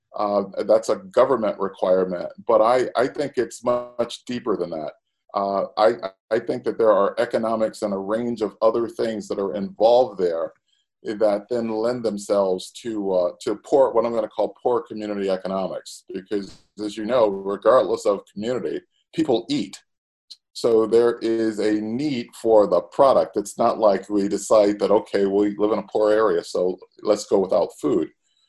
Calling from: Chicago, Illinois, United States; I am calling from Chicago this morning.

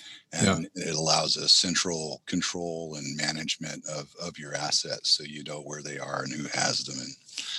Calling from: Oakland, California, United States; In my home due to COVID in Oakland, California.

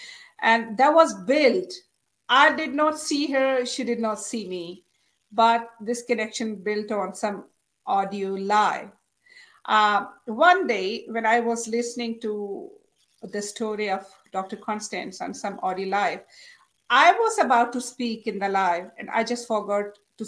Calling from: Islamabad, Islamabad Capital Territory, Pakistan; I'm live from Pakistan, Islamabad.

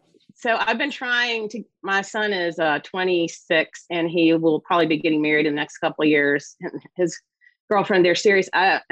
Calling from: Roanoke, Virginia, United States; I'm in a little city in southwestern Virginia called Roanoke.

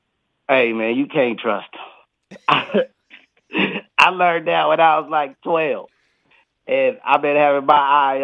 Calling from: Bangkok, Thailand; Man, I'm calling from Bangkok, bro. It's about 10:42 here.

